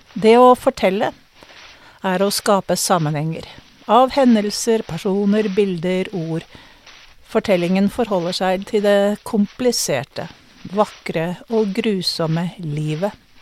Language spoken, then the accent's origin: Norwegian; Norway; jeg kom fra Norge